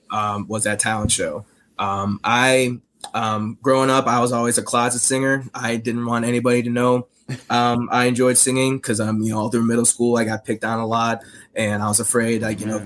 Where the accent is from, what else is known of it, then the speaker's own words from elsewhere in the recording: Chicago, Illinois, United States; growing up in Chicago